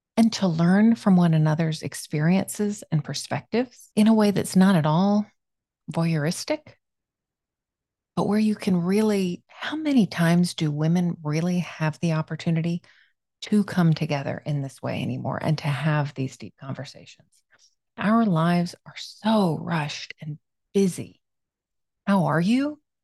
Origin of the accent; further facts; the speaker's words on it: South Florida, United States; moved away; I grew up in South Florida